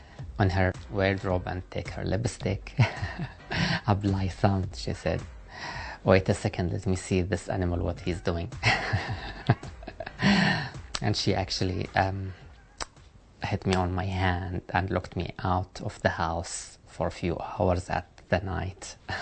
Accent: Saudi Arabia; moved away as an adult; now in New Zealand; I'm from Saudi Arabia. I've been arrested for being a trans woman.

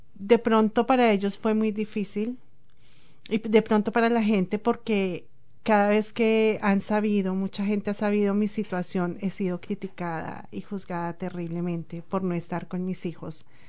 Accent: Colombia; moved away as an adult; also born or lived in Ecuador; now in New Zealand; desde que salí de Colombia, porque desafortunadamente dejé mis hijos

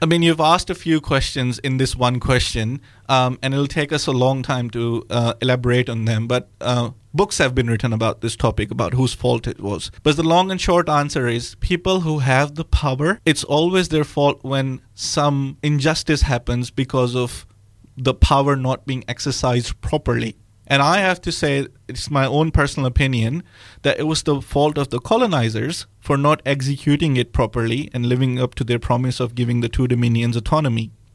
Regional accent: Bahawalpur, Punjab, Pakistan; moved away as an adult; also born or lived in Australia; now in Dunedin, New Zealand; originally, I hail from Pakistan. Um, I come from a part in geographical center of the country that's called Bahawalpur

